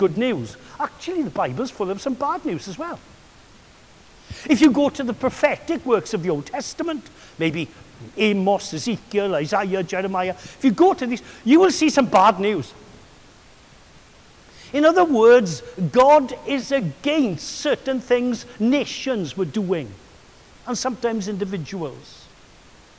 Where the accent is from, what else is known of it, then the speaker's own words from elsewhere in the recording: Swansea, Wales, United Kingdom; another character in my hometown